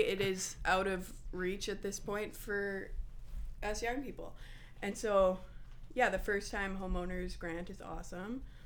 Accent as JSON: {"language": "English", "town": "Winnipeg", "region": "Manitoba", "country": "Canada", "said": "A lot of people think I'm from Niverville. I am from Winnipeg"}